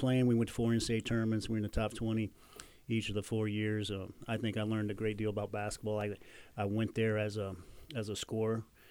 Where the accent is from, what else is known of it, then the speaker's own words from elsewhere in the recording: Jasper, Indiana, United States; growing up in Jasper, I was an hour and a half from Bloomington